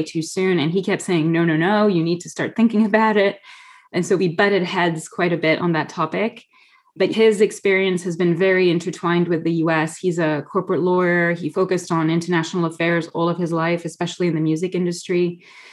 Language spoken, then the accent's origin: English; France; now in United States; I moved from Europe to the US. I think I've been raised in a fairly traditional French way